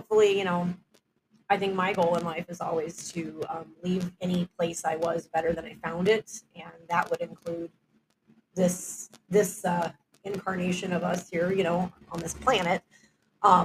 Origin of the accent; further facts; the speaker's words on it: Houston, Texas, United States; moved away; I'm from Houston, Texas, originally